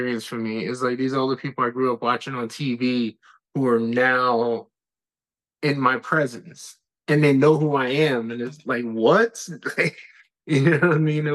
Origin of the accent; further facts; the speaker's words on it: New York City, New York, United States; I'm from the Bronx